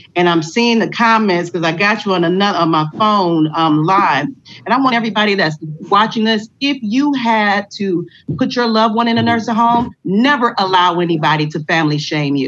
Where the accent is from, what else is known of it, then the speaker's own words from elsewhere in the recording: Detroit, Michigan, United States; I'm a Detroiter